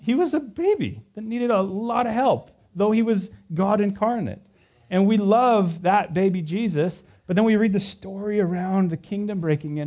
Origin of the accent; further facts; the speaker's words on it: Visalia, California, United States; moved away; I grew up there.